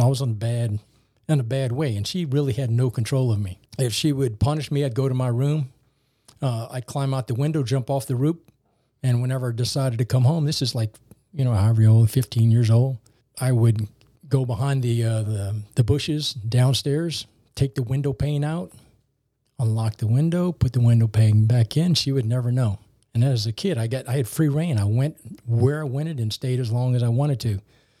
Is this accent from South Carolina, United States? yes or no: no; New Orleans, Louisiana, United States; When I was a young man growing up in Algiers, it was in the late 60s and early 70s.